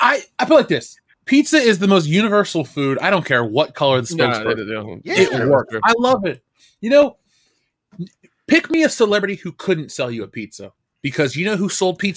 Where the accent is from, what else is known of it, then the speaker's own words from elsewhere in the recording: Cincinnati, Ohio, United States; growing up in Cincinnati